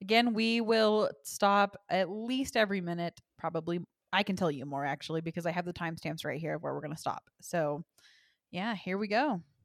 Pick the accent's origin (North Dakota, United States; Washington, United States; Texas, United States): Texas, United States; I was raised in the Bible Belt in Texas in a Christian home